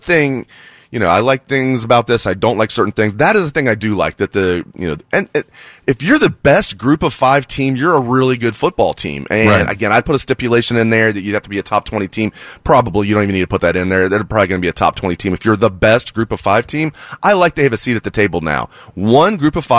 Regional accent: Dayton, Ohio, United States; growing up in Dayton

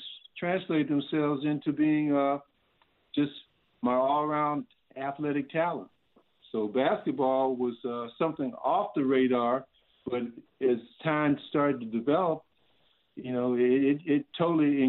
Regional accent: Columbus, Ohio, United States; moved away as an adult; also born or lived in North Carolina; growing up in Columbus, Ohio

